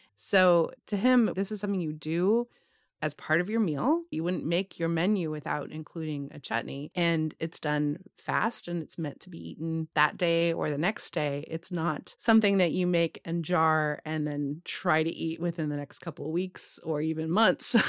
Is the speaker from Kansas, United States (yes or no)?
no; California, United States; Growing up in California